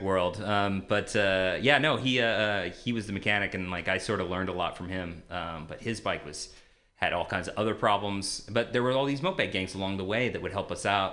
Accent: Modesto, California, United States; I grew up in uh, Modesto, California

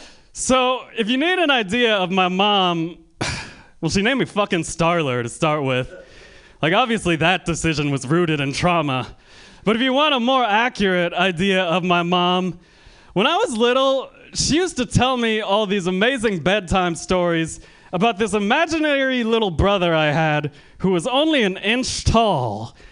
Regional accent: Bay Area, California, United States; People in the Bay Area ask me where my accent is from a lot, which offends me because I'm from the Bay Area.

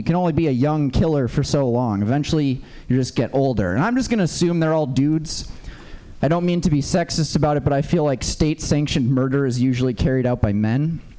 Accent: Minnesota, United States; I grew up in Minnesota, where it's a little bit harder to get, especially growing up when you're just a kid, you know.

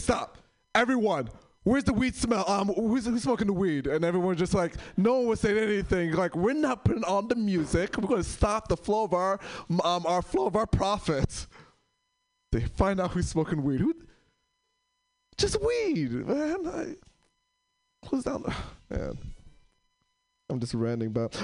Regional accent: New York, United States; moved away as an adult; now in San Francisco, United States; I'm from New York

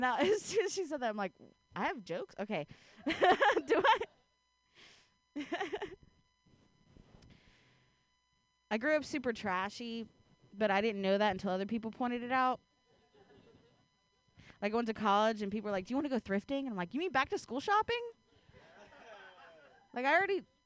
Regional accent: Ohio, United States; now in San Francisco Bay Area, United States; I grew up in Ohio

